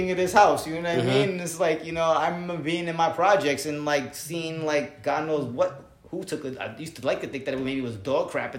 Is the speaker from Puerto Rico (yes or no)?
yes; Puerto Rico; I am Latino. I am from Puerto Rico. My family came from there.